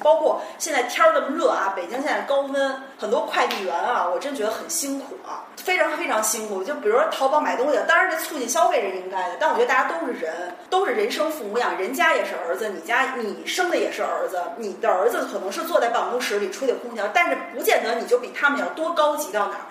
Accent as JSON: {"language": "Chinese", "country": "China", "said": "咱们都是中国人"}